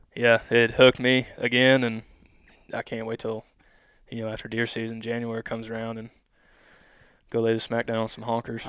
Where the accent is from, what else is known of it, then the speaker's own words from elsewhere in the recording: Odessa, Missouri, United States; I grew up here in Odessa, Missouri